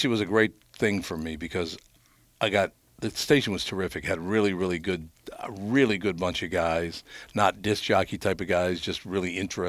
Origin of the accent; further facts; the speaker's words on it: Minneapolis, Minnesota, United States; I grew up in North Minneapolis